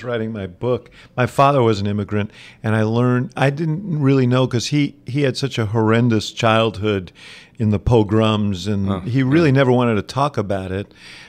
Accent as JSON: {"language": "English", "region": "New York", "country": "United States", "accent": "New York", "lives_now": "Chicago, United States", "said": "I'm from New York. {S2} Okay. {S1} So I went to Chicago to go to college and just never left, and left my New York accent behind."}